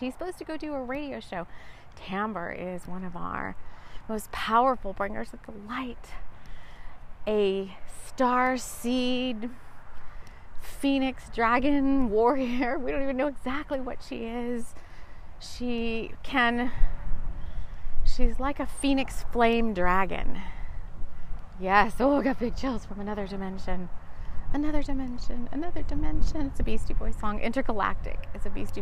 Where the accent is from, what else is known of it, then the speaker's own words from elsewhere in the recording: South Texas, United States; moved away as an adult; also born or lived in London; I grew up in South Texas, mainly in South Texas